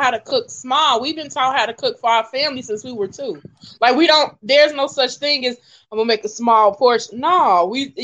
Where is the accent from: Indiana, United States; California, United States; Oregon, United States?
Indiana, United States; Gary; I'm from Gary